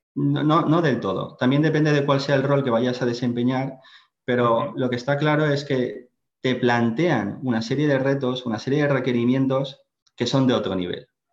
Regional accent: Valencia, Valencian Community, Spain; also born or lived in Finland; soy valenciano, estudié en, la Universidad Politécnica de Valencia

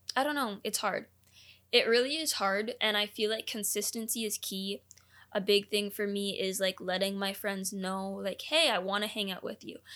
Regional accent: Canada; also born or lived in Orlando, Florida, United States; I am a dual citizen, I was born in Orlando, Florida, the school that I was going to was in Canada

